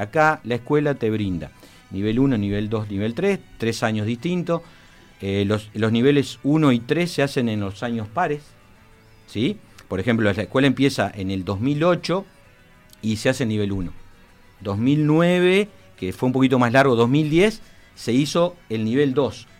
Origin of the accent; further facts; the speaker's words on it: Montevideo, Uruguay; also born or lived in Fray Bentos, Uruguay; soy montevideano, muy montevideano de Jacinto Vera, pero mis papás son de Fray eh, y, estuve viviendo en Fray mucho tiempo